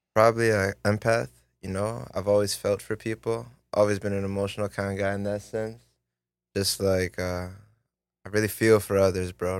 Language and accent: English; Vaughan, Ontario, Canada; also born or lived in Toronto; that's the kind of Vaughn, Thornhill area. And then, so I lived there to, like, fourteen